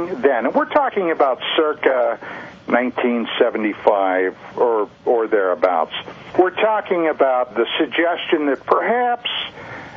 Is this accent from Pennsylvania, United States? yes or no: yes; Pennsylvania, United States; moved away; I'm originally from the state of Pennsylvania